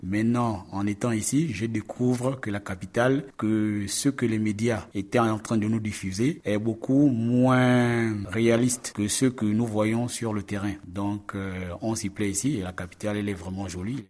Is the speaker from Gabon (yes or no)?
yes; Gabon; je viens de la République euh, gabonaise